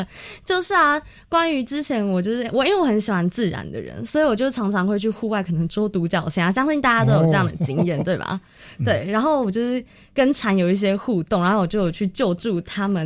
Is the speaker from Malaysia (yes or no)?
yes; Malaysia; now in Taiwan; 因为像刚刚有说我是来自马来西亚，